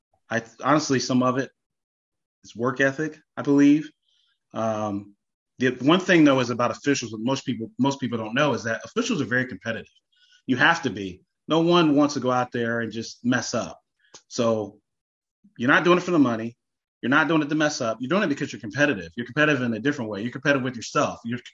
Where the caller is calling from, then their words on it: Monroe, Ohio, United States; I am smack dab right between Cincinnati and Dayton. I'm in Monroe, Ohio, so right above Westchester.